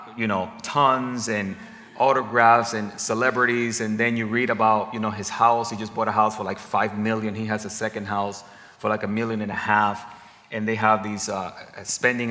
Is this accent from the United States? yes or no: no; Dominican Republic; I'm from the Dominican Republic, the Spanish community